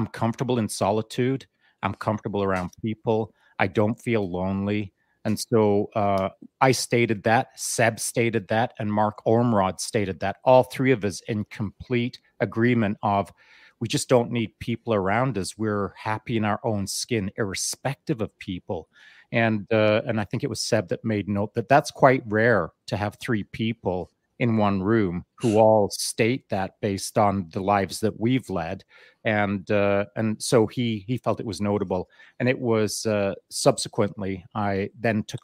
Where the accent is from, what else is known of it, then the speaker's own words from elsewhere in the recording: Canada; also born or lived in England; when we moved from England to Canada at the age of 10, I just went out in the bush and hunted and fished a lot by myself because, you know, that's what we did back in the day in a small mountain town.